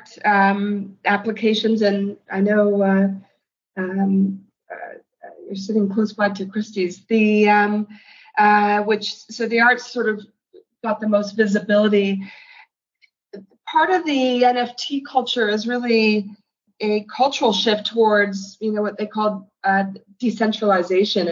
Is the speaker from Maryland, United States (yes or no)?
no; New York City, New York, United States; As a New Yorker